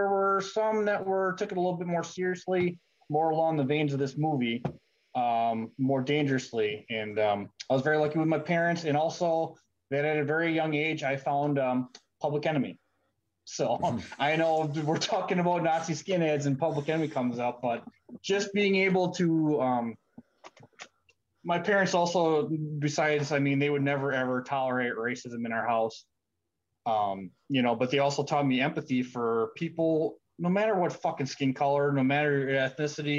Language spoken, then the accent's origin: English; Midwest of the United States, United States; I'm from the Midwest of the United States. I grew up in a relatively rural area